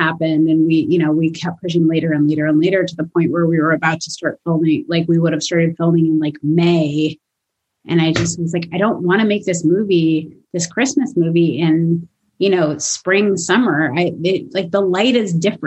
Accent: Los Angeles, California, United States; I'm from Los Angeles

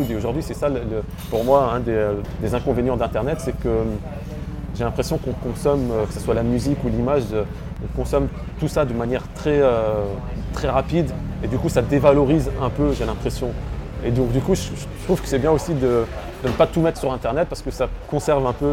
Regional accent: Lebanon; Donc, le Liban, en tant que Libanais, c'était plus facile pour moi.

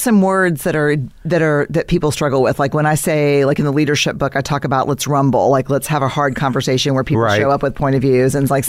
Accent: San Antonio, Texas, United States; also born or lived in Houston, Texas; Born in San Antonio and lived there for a long time off and on and then Houston.

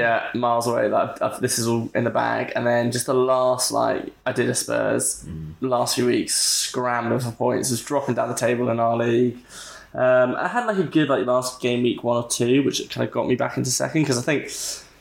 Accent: Somerset, South West England, United Kingdom; I'm from Somerset

